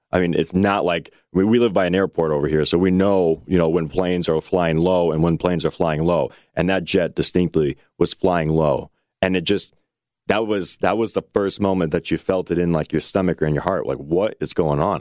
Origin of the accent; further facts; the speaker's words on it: United States; as an American